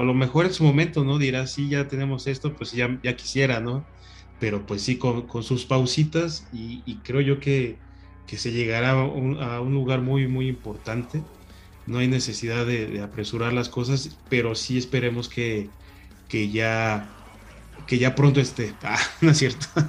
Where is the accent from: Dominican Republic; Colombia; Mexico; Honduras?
Mexico; Mexico City; acá a la, Ciudad de México